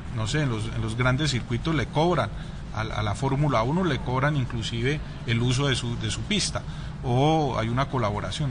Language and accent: Spanish; Colombia; accent: Colombian; mi, papá es suizo y mi mamá es colombiana, entonces pero pues ya más colombiano.